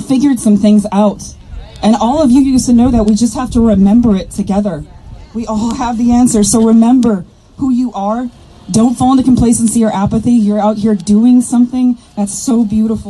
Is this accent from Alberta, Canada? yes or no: no; Kuchiching First Nation, Ontario, Canada; I'm Bear Clan from Kuchiching First Nation